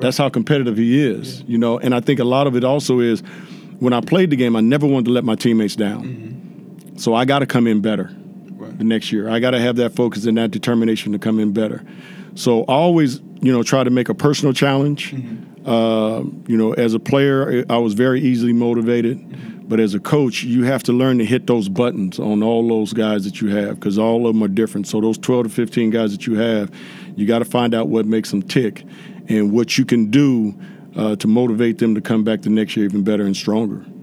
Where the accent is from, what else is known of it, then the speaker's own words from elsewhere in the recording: Inglewood, California, United States; growing up in Inglewood, California